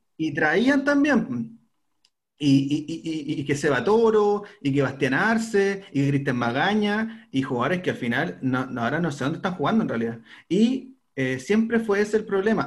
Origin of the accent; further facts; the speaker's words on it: Chile; uno como chileno